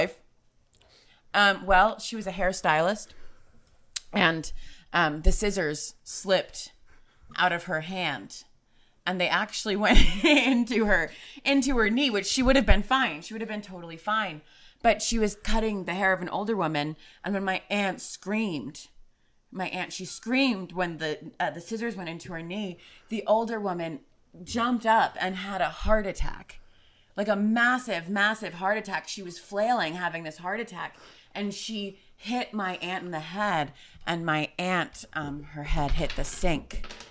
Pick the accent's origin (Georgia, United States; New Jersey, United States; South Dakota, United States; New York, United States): New Jersey, United States; I'm from New Jersey